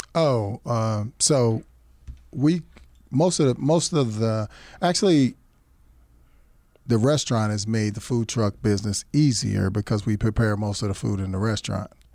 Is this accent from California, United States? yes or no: no; Kentucky, United States; now in Tucson, United States; I'm from Kentucky